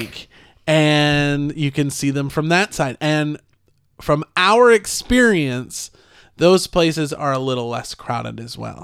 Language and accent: English; Hilton Head Island, South Carolina, United States; growing up in Palmetto Dunes